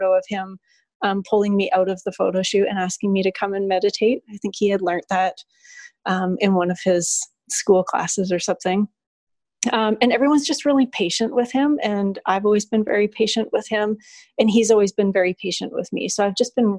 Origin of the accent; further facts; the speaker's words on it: Alberta, Canada; moved away as an adult; now in Cayman Islands; I've never left my hometown. I'm from a small city back home in Alberta, Canada